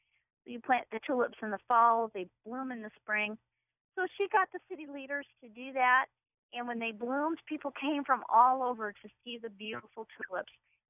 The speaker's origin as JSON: {"language": "English", "town": "Ann Arbor", "region": "Michigan", "country": "United States", "tie": "born or raised there", "moved": "as an adult", "lives_now": "Holland, Michigan, United States", "said": "I grew up in the Ann Arbor area and came to Holland to go to Hope College many years ago and never left. So I call Holland my home. I've lived here longer than I've lived anywhere else."}